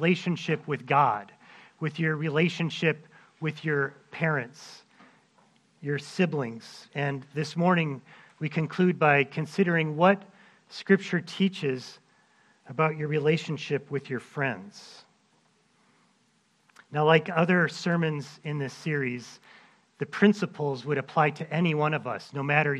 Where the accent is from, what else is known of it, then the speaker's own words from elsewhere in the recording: Minnesota, United States; my years growing up in Minnesota.